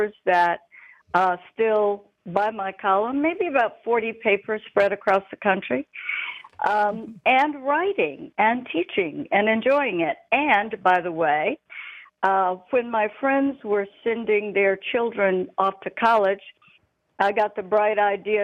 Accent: Monroeville, Alabama, United States; now in Mobile, United States; That is my hometown, not a city, really. A small town, Alabama

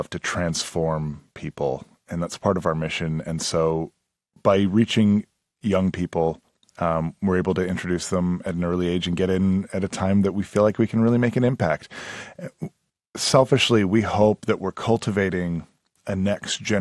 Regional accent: Edmonton, Alberta, Canada; moved away; Growing up in Edmonton, I was in high school.

